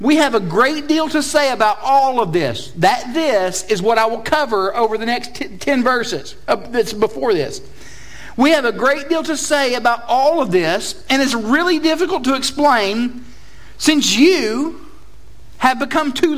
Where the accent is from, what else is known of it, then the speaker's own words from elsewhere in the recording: Chattanooga, Tennessee, United States; moved away as an adult; I'm originally not from here, as my accent testifies to. I am from Chattanooga, Tennessee